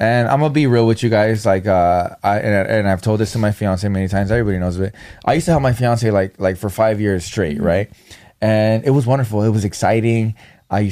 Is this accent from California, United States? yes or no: yes; Norwalk, California, United States; We're both from Norwalk